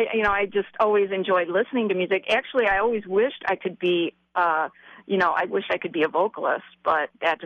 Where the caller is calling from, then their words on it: Royal Oak, Michigan, United States; Royal Oak, Michigan.